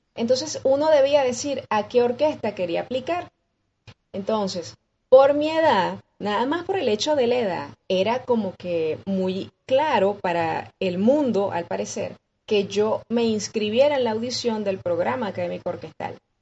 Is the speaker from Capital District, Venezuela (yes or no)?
no; Coro, Falcón, Venezuela; moved away as an adult; now in Caracas, Venezuela; yo vengo de la ciudad de Coro, que es patrimonio de la, de la humanidad, por cierto, este, eso es hacia el noroeste del, país, es la costa. Entonces, pues yo comienzo allí en una de estas escuelas de música